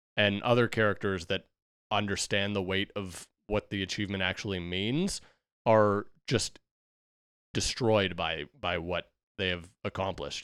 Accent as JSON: {"language": "English", "country": "United States", "said": "we as Americans"}